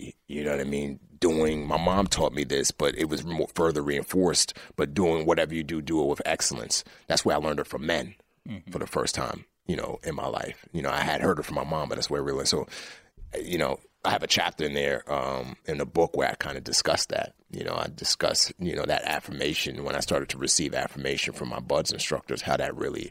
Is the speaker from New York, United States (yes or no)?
yes; New York City, New York, United States; also born or lived in Lagos, Nigeria; growing up in the Bronx